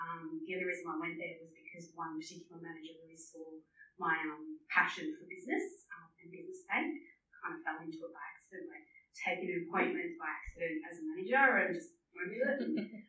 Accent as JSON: {"language": "English", "town": "Melbourne", "region": "Victoria", "country": "Australia", "moved": "as an adult", "said": "I was transferred from Melbourne to Queensland in my early 20s in business banking."}